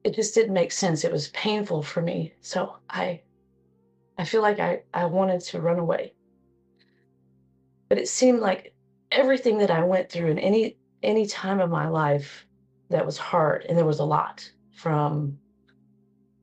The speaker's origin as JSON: {"language": "English", "town": "Cedar Hill", "region": "Texas", "country": "United States", "tie": "born or raised there", "said": "I am from Cedar Hill, Texas."}